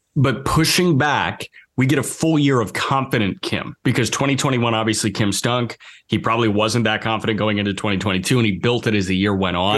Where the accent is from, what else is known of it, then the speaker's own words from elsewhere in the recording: Midwest, United States; growing up in the Midwest and, like, going to Cubs games in April, going to White Sox games